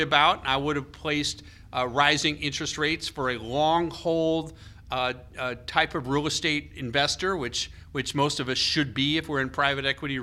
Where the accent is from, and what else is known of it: United States